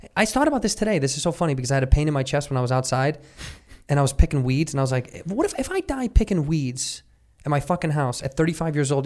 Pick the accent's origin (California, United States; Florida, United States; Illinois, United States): Illinois, United States; Chicago; When I was a youth, I grew up in Chicago.